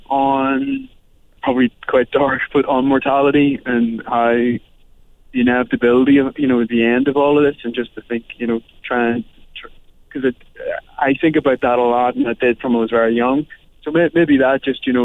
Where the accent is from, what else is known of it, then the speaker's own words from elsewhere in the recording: Northern Ireland, United Kingdom; being Irish and from the north